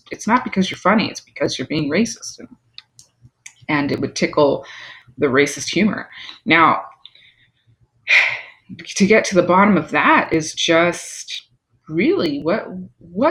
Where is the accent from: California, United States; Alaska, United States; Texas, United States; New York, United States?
New York, United States; I'm from New York, but my, you know, part of my bloodline is island